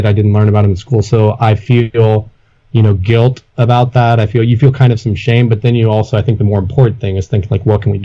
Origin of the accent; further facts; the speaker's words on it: Tulsa, Oklahoma, United States; moved away as an adult; also born or lived in Tahlequah, Oklahoma; now in Texas, United States; I'm originally from Tahlequah, Oklahoma, and feel like for growing up initially in Tahlequah and going to Cherokee Elementary before my family moved to Tulsa when I was in first grade